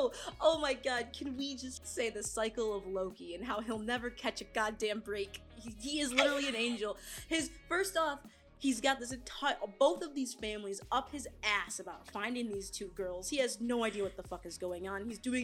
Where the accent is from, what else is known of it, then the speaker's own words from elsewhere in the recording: Michigan, United States; we're from Michigan